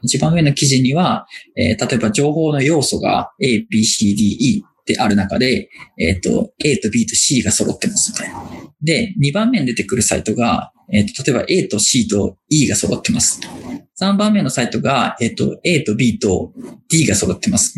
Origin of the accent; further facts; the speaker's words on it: Aichi, Japan; now in Tokyo, Japan; もともと地元は愛知県です